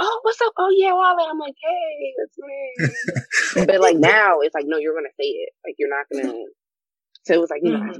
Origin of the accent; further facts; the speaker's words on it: United States; I was born here